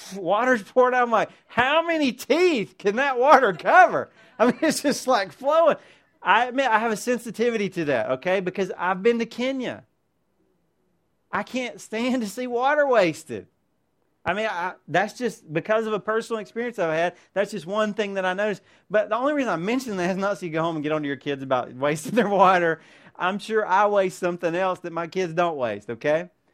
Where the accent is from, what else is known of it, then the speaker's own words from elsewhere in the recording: United States; as American Christians